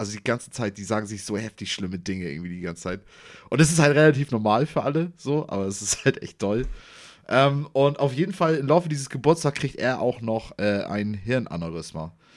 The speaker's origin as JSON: {"language": "German", "town": "Bad Segeberg", "region": "Schleswig-Holstein", "country": "Germany", "said": "ich komme ja aus Segeberg, die Gegend"}